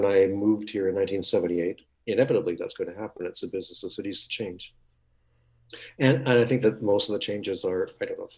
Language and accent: English; Winnipeg, Manitoba, Canada; moved away; I grew up in Winnipeg.